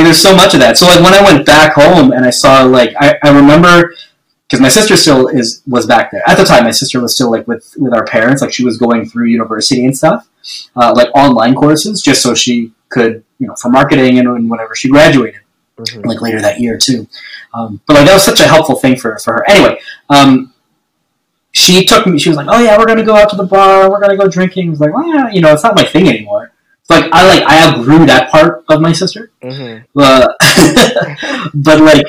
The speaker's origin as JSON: {"language": "English", "region": "East Coast of New Brunswick", "country": "Canada", "moved": "as an adult", "lives_now": "Toronto, Canada", "said": "I'm from the East Coast, the province of New Brunswick. Like a really small town."}